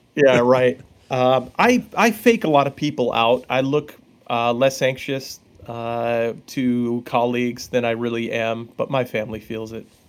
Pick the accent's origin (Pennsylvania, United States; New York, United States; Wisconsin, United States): New York, United States; Long Island; I grew up on Long Island